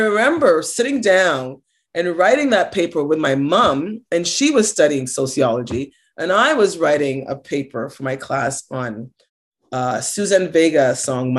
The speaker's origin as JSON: {"language": "English", "town": "Toronto", "region": "Ontario", "country": "Canada", "tie": "born or raised there", "said": "we grew up on Ontario Housing, and I lived at Don Mills and Finch"}